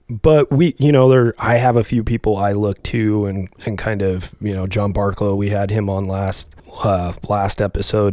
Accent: Alaska, United States; moved away; I grew up in Alaska

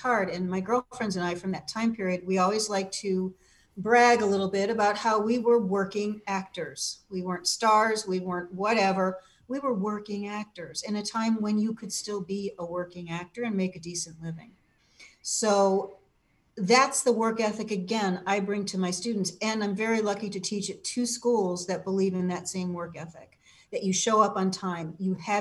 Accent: Cleveland, Ohio, United States; moved away; also born or lived in Illinois; Cleveland was a great town to grow up in.

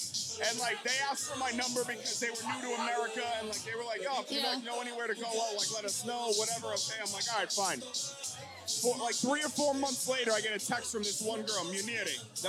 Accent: Georgetown, Massachusetts, United States; now in Saugus, United States; I live next to, I'm from the town over.

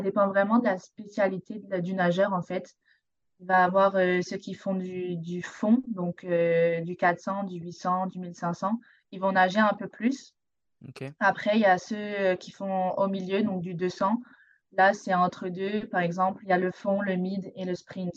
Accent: Provence-Alpes-Côte d'Azur, France; moved away as an adult; now in Montreal, Canada; je suis française, donc je viens de la Côte d'Azur, le sud de la France.

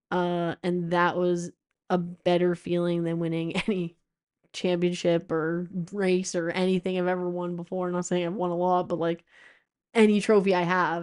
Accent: East Coast, United States; I grew up racing in the East Coast.

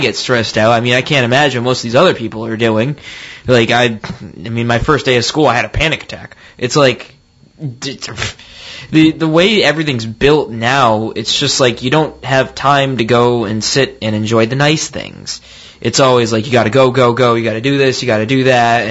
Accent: Rhode Island, United States; we're all from Rhode Island

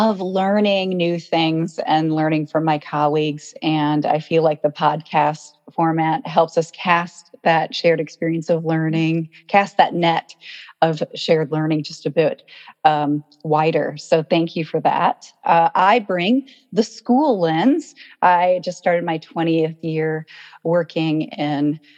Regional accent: Iowa, United States; I grew up in Iowa

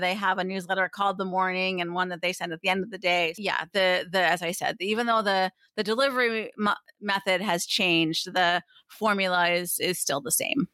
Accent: Pottsville, Pennsylvania, United States; I grew up in Pottsville, Pennsylvania, which is a, a small town in eastern Pennsylvania

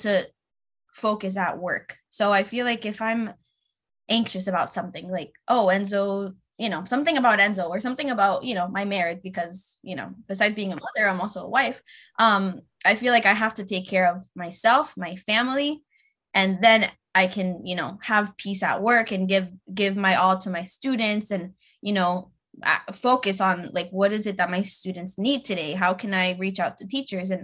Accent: Tampa, Florida, United States; also born or lived in Connecticut; now in Miami, United States; I was raised in Tampa

